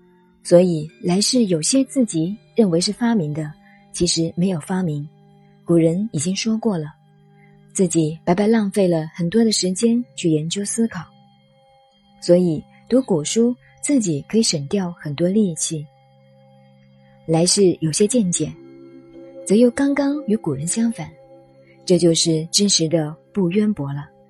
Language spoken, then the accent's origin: Chinese; Zhejiang, China; 我说：“我们浙江人有那么大的坏处吗？”